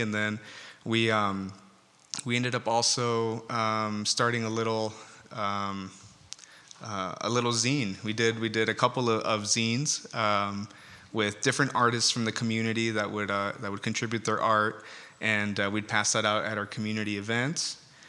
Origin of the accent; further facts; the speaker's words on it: Escondido, California, United States; we're from Escondido